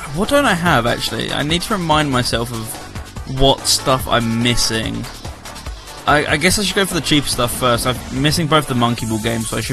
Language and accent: English; United Kingdom; all of us in the chat room are currently British